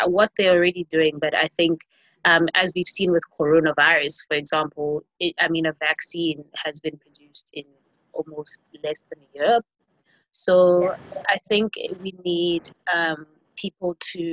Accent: KwaZulu-Natal, South Africa; KwaZulu-Natal, which is the province that I'm from South Africa.

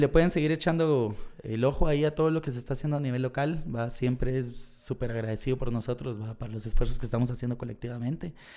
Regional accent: Guatemala; nosotros salimos de Guateca

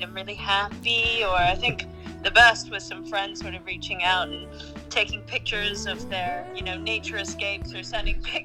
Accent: Hong Kong; now in London, United Kingdom; I live in London at the moment, and I'm from Hong Kong originally.

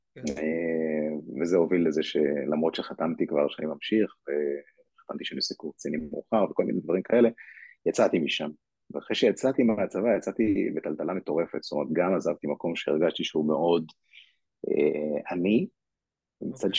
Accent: Ra'anana, Central District, Israel; also born or lived in Kiryat Ono; נולדתי בקריית אונו וגדלתי אחרי זה ברעננה, את רוב, רוב השנים עשיתי ברעננה

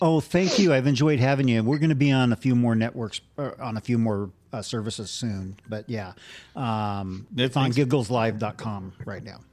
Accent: Santa Barbara, California, United States; I'm from Santa Barbara

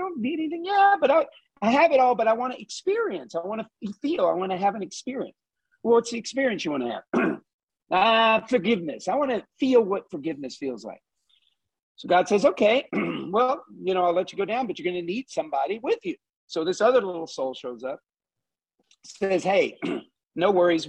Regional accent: Southeast Texas, United States; I grew up in Southeast Texas.

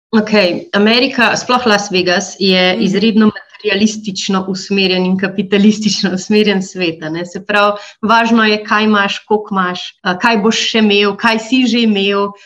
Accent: Slovenia; also born or lived in United States; smo odraščali v Minšu, v isti ulici

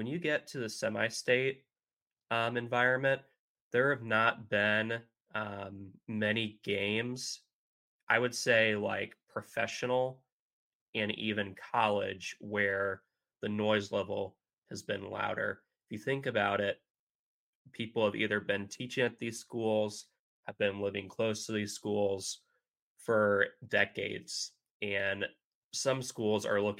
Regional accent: Indiana, United States; my home state of Indiana

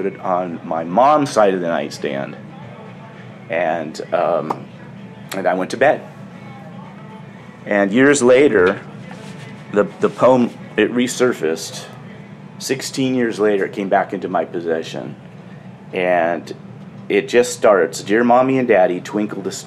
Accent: Sausalito, California, United States; I'm from Sausalito, California

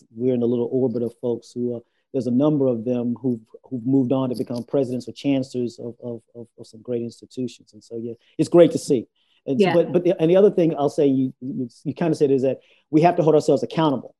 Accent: Houston, Texas, United States; I grew up in Houston, so I did a little work at the NASA Johnson Space Center.

